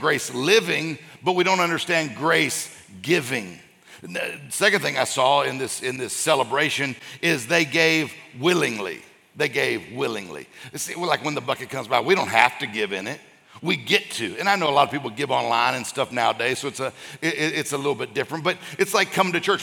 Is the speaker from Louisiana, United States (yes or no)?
no; Mississippi, United States; now in Florida, United States; I grew up in Mississippi